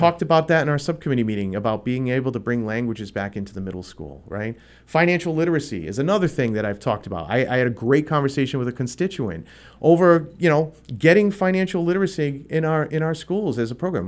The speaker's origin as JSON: {"language": "English", "town": "Pawtucket", "region": "Rhode Island", "country": "United States", "moved": "as an adult", "lives_now": "Attleboro, United States", "said": "I'm originally from Pawtucket, Rhode Island"}